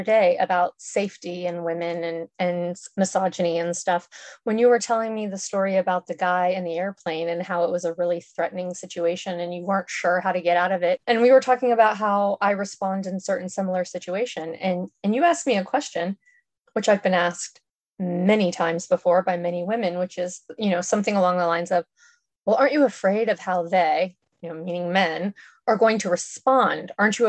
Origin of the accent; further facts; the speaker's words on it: Miami, Florida, United States; I grew up in Miami. And if y'all don't know what Miami was like in the early 80s, it made the whole Rodney King riots look like a simple misunderstanding.